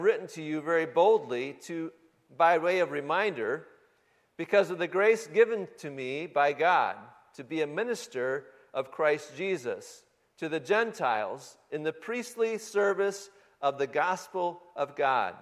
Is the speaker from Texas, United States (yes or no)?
no; Michigan, United States; moved away; The home that I grew up in back in Michigan